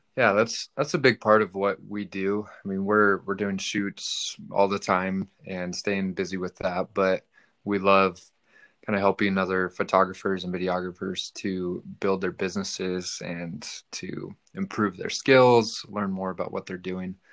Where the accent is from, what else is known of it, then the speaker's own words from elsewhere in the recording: Reno, Nevada, United States; I'm from Reno.